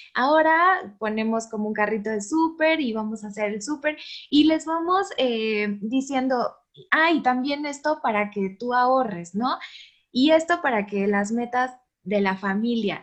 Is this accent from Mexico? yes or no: yes; Mexico